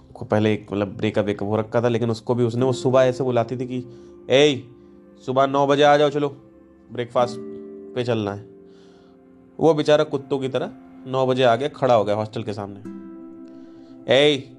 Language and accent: Hindi; Kanpur, Uttar Pradesh, India; मैं कानपुर से हूँ